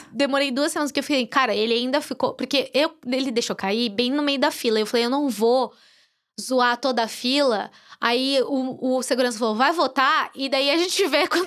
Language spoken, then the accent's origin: Portuguese; Brazil; moved away; eu sou brasileira